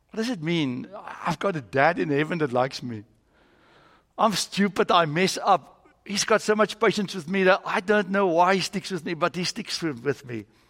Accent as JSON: {"language": "English", "country": "South Africa", "moved": "as an adult", "lives_now": "United States", "said": "I'm from South Africa"}